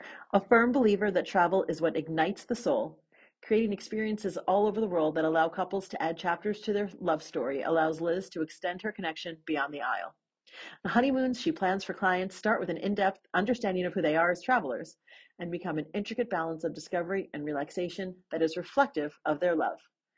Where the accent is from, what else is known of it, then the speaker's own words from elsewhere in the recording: New York City, New York, United States; And so you're in New York City. Yes. My hometown.